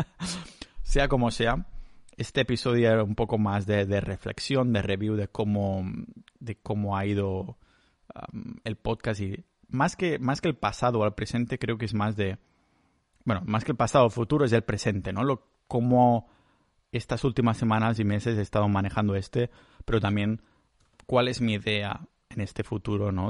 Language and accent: Spanish; Catalonia, Spain; yo soy muy catalán